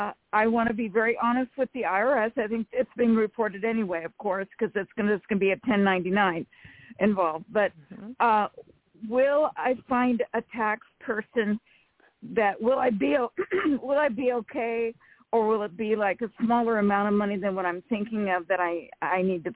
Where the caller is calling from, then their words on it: Rancho Cordova, California, United States; from Rancho Cordova, California.